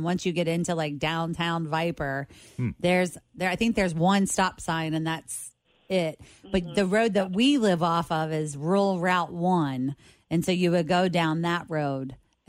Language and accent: English; Hazard, Kentucky, United States